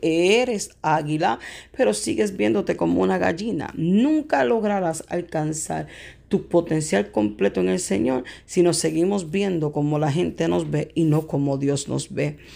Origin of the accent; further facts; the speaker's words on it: Puerto Rico; la escuela donde yo crecí en Puerto Rico